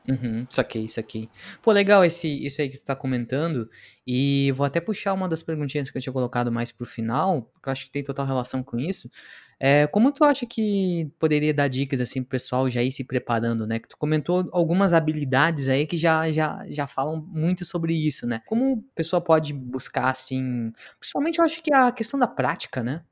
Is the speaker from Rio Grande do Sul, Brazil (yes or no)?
yes; Pelotas, Rio Grande do Sul, Brazil; eu sou natural de Pelotas